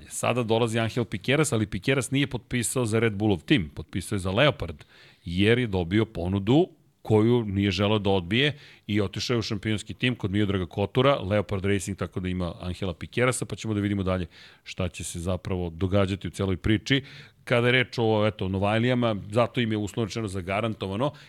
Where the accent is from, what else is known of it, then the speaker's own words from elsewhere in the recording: Belgrade, Serbia; pošto sam odrastao u Zemunu